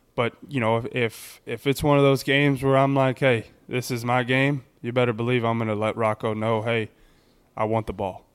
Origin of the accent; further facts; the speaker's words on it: Texas, United States; in my home state